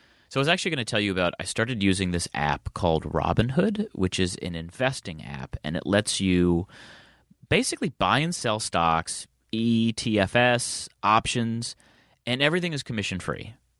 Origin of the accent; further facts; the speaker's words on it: Midwest, United States; but I'm from the Midwest where everyone goes to Cedar Point, which is the America's roller coaster.